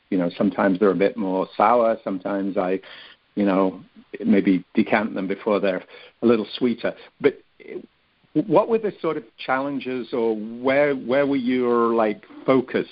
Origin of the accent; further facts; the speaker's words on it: Cheshire, North West England, United Kingdom; moved away; I grew up in England, up in the north, in Cheshire